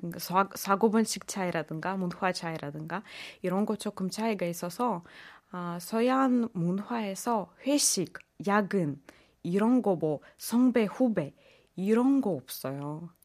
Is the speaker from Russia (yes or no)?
yes; Russia; Korean is a second language; moved away as an adult; now in Korea; 저는 러시아에서 온